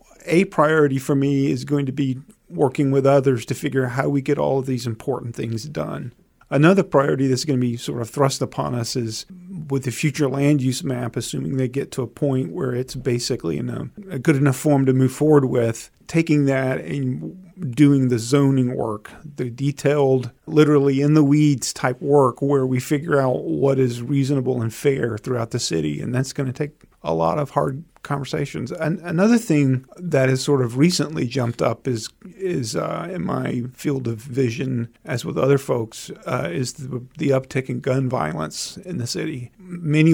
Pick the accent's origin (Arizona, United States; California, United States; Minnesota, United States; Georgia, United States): Georgia, United States; Albany; moved away as an adult; now in Charlottesville, United States; I grew up in the Deep South, a town called Albany, Georgia.